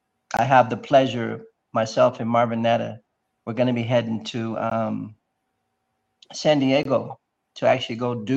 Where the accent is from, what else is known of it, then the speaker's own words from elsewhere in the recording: Ipswich, East of England, United Kingdom; So I was a military brat. I was raised in Ipswich, England